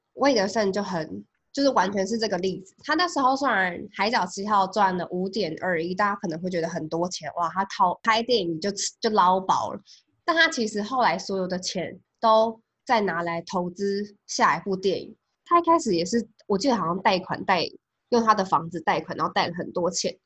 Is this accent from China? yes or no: no; Taiwan; 我们在台湾长大